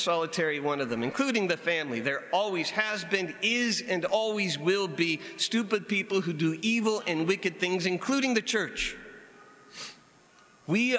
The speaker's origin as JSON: {"language": "English", "country": "United States", "said": "as an American"}